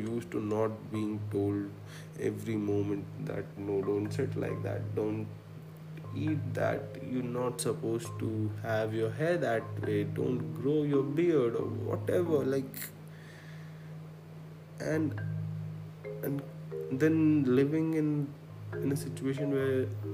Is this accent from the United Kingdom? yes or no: no; Khandwa, Madhya Pradesh, India; I come from a small town, I'm from Khandwa, and I think it was early 2004 or 2005, and we got a computer and internet